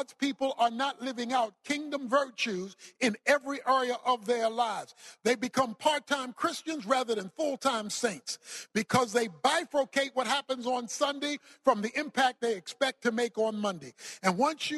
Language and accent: English; Baltimore, Maryland, United States; I was raised in Baltimore, Maryland. I was raised in the hood, so to speak